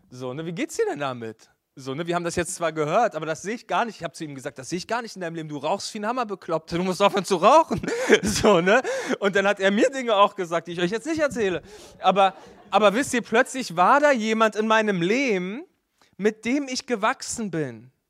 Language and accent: German; Berlin, Germany; Hey, ich bin in Berlin groß geworden in einer Kirche, äh, die hatte das nicht so richtig, Kleingruppen.